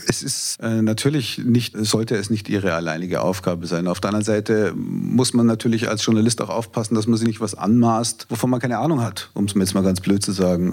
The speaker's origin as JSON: {"language": "German", "region": "Bavaria", "country": "Germany", "said": "als Bayer"}